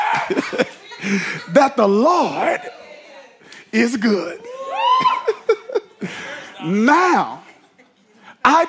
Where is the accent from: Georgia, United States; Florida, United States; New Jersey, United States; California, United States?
New Jersey, United States; now in Orlando, United States; I'm from Jersey, so we got Rita's